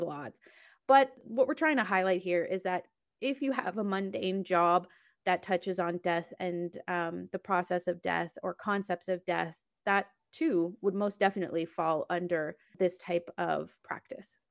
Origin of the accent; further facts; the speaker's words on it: Canada; I'm also Canadian